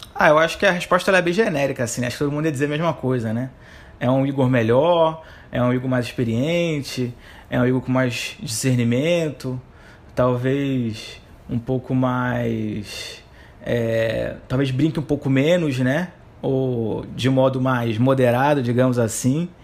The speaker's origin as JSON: {"language": "Portuguese", "region": "Rio de Janeiro", "country": "Brazil", "tie": "born or raised there", "moved": "as an adult", "lives_now": "Recife, Brazil", "said": "sou carioca, nasci no Rio de Janeiro, atualmente moro em Recife há 10 anos"}